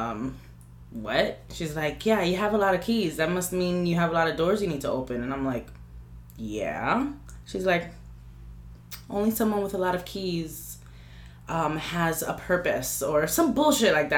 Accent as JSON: {"language": "English", "town": "New York City", "region": "New York", "country": "United States", "said": "I'm from Washington Heights. I love my fucking place"}